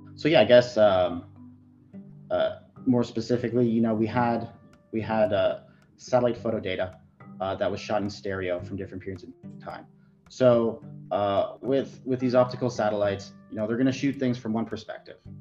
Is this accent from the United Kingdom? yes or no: no; Ottawa, Ontario, Canada; also born or lived in Fort McMurray; born and raised in Ottawa